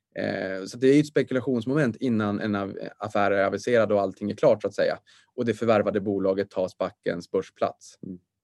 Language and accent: Swedish; Boden, Norrbotten County, Sweden; accent: Norrland; moved away; also born or lived in Stockholm; Jag är född på BB Boden.